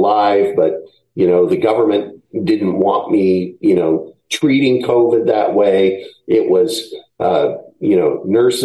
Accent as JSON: {"language": "English", "town": "Seattle", "region": "Washington", "country": "United States", "also_born_or_lived": "Oregon", "moved": "as an adult", "said": "I'm from Seattle originally"}